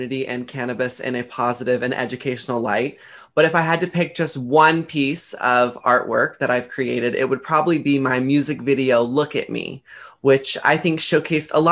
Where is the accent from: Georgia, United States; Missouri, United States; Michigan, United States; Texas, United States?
Texas, United States; Dallas; I grew up in Dallas, Texas